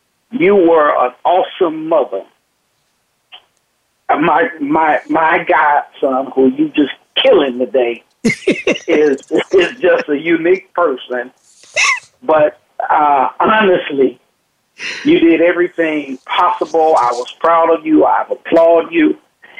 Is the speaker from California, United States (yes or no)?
yes; Compton, California, United States; growing up in Compton, I'll tell it like it is, growing up in Compton, life is different